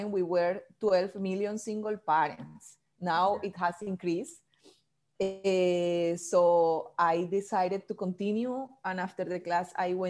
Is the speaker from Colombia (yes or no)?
yes; Barranquilla, Atlántico, Colombia; English is a second language; moved away as an adult; now in Washington, D.C., United States; I live in Washington, D.C. 11 years ago, but I'm from Colombia, from South America, from a small city called Barranquilla that is in the coast